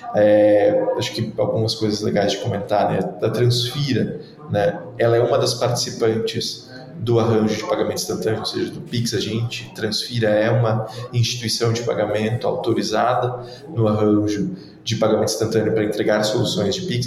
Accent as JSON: {"language": "Portuguese", "town": "Joinville", "region": "Santa Catarina", "country": "Brazil", "tie": "born or raised there", "also_born_or_lived": "Porto Alegre", "said": "sou nascido e criado em Joinville, Santa Catarina, norte do estado"}